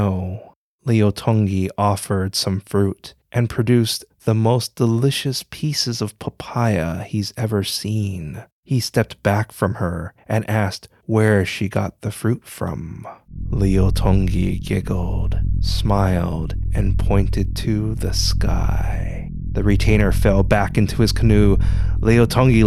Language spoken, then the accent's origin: English; Hawaii, United States; I'm a Hawaiian Asian